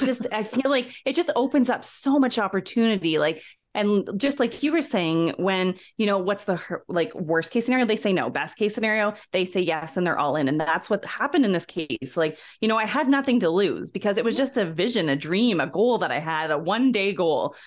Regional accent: Ontario, Canada; moved away as an adult; now in Alberta, Canada; I'm originally from Ontario, Canada, and shortly after high school, I came out west to Alberta

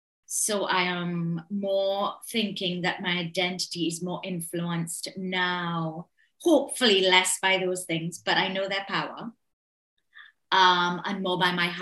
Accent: Trinidad & Tobago; Well, I was born in the 70s. So I was a child of the 80s. And growing up in the island was unbelievab

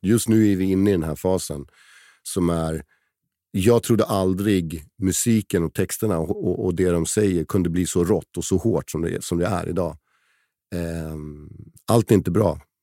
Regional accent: Stockholm, Stockholm County, Sweden; also born or lived in Åre; när jag växte upp på Söder.

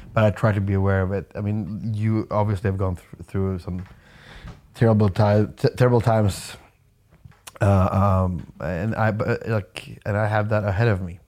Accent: Umeå, Västerbotten County, Sweden; moved away as an adult; also born or lived in Stockholm; I moved away from from Umeå and like the, the town I grew up

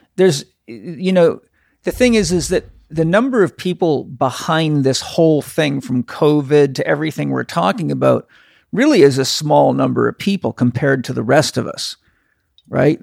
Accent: Canada; moved away; I grew up in Canada.

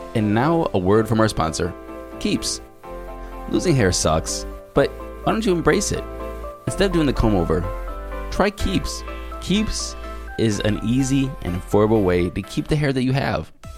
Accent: Solon, Ohio, United States; moved away; also born or lived in San Diego; I'm from Cleveland

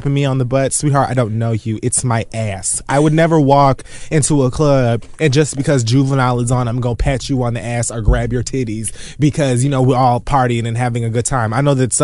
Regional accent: Miami-Dade County, Florida, United States; I'm from Miami-Dade County

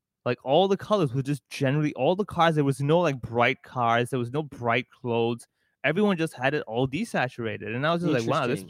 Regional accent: Hong Kong; I'm born and raised in Hong Kong. I have a Hong Kong ID card, all the full-blown stuff.

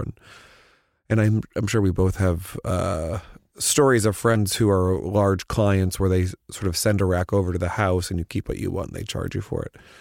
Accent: Missouri, United States; now in New York, United States; I'm from Missouri.

